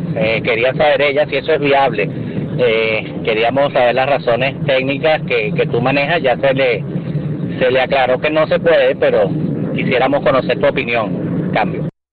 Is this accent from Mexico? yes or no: no; Venezuela; no nos representan como ciudadanos venezolanos